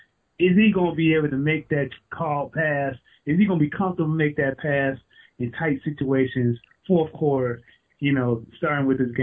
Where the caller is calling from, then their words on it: Atlanta, Georgia, United States; I'm calling from Atlanta, Georgia.